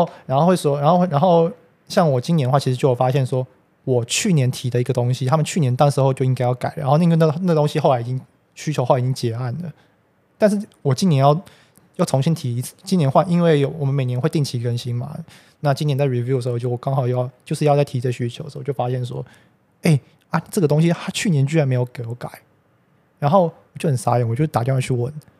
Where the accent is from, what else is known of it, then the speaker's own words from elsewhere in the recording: Taipei, Taiwan; 对啊，就是在就我们公司就在这边，其实。也离我家很近啊，因为我们家从小也住在这边附近，